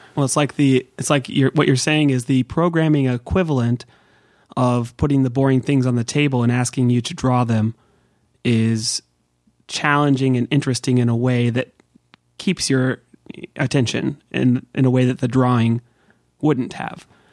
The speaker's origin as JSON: {"language": "English", "area": "Bay Area", "region": "California", "country": "United States", "tie": "born or raised there", "said": "the Bay Area where I grew up in California"}